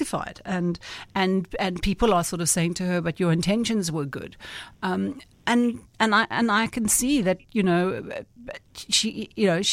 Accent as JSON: {"language": "English", "country": "South Africa", "said": "as a South African"}